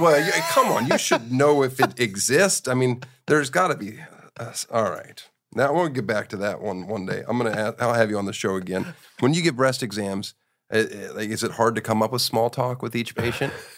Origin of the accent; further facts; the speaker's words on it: Boppard, Rhineland-Palatinate, Germany; moved away; I was born near Frankfurt, Germany, in Bopard. It's like an hour and a half west.